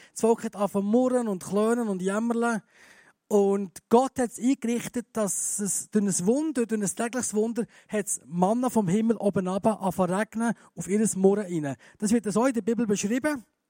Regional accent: Bern, Switzerland; moved away as an adult; now in Graubünden, Switzerland; Ich bin ja Berner. Das hört man vielleicht noch ein bisschen

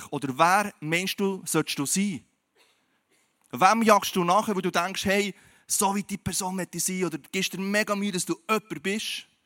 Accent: Switzerland; Und du und ich, wir leben in der Schweiz, wir sind Schweizer

